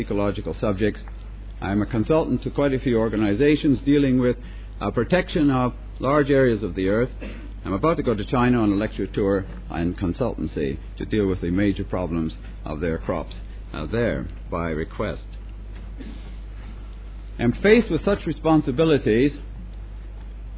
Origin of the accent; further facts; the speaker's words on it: Canada; moved away as an adult; also born or lived in Britain; now in United Kingdom; I'm Canadian. Still am. I've been in Britain over 25 years.